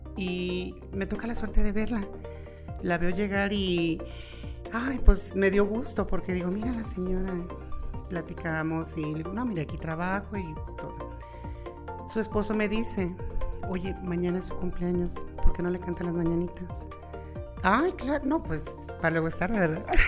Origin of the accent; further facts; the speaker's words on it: León, Guanajuato, Mexico; yo soy de aquí de León, Guanajuato, nací de aquí en León, eh, nací de la colonia La Brisa, toda mi adolescencia, niñez y lo demás ya fue en, eh, el Juecillo y 10 de mayo